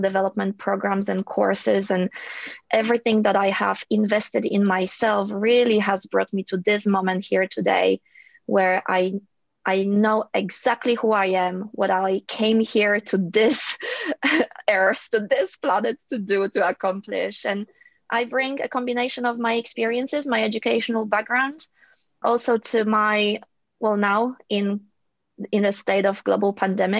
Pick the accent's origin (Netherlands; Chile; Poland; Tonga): Poland; also born or lived in Ireland; now in Sydney, Australia; my upbringing had its challenges growing up in Poland